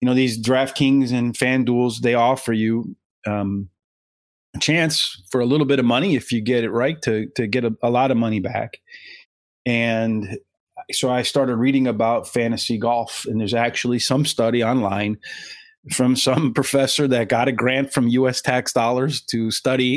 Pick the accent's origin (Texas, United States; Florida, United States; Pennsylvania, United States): Pennsylvania, United States; the Poconos; growing up in the Poconos, not too far out of New York